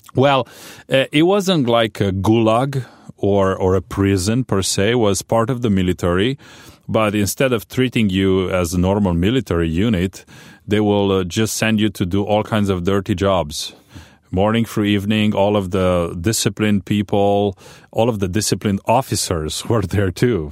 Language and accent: English; Romania; born or raised there; English is a second language; moved away as an adult; also born or lived in Chicago